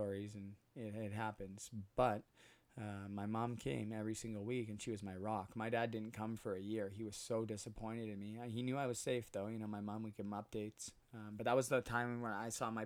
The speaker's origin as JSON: {"language": "English", "town": "Port Coquitlam", "region": "British Columbia", "country": "Canada", "tie": "born or raised there", "also_born_or_lived": "Burnaby, British Columbia / Muskoka, Ontario", "moved": "as an adult", "lives_now": "Utterson, Canada", "said": "I grew up on a street called Morrison, 1485 Morrison"}